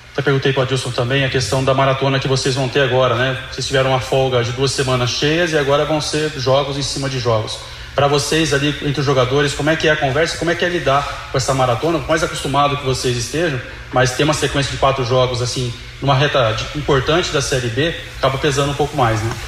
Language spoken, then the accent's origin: Portuguese; São Paulo, Brazil; moved away; eu sou paulista